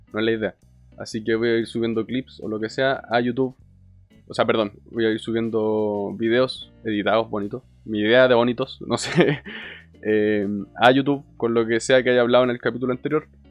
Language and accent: Spanish; Chile; tengo 24 años, soy de Chile